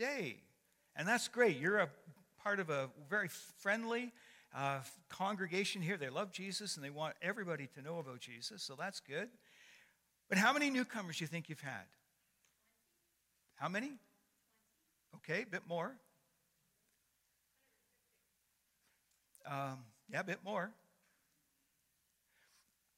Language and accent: English; Canada; I'm a Canadian by birth and a Christian by choice